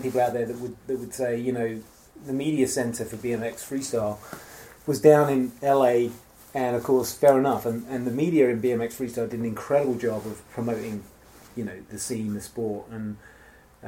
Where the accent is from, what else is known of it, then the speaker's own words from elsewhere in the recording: England, United Kingdom; moved away as an adult; now in United States; moved here as an Englishman